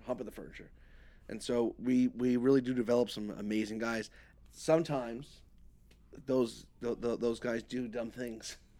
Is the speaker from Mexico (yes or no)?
no; New York, United States; moved away; growing up in New York